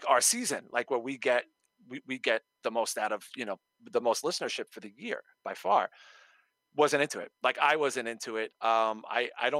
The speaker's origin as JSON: {"language": "English", "town": "New York City", "region": "New York", "country": "United States", "tie": "born or raised there", "said": "I grew up in Brooklyn"}